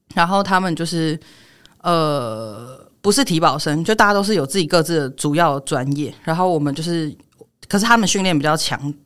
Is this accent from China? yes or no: no; Taiwan; 我从小到大，这我在台湾出生长大的，我国文课本是念康轩的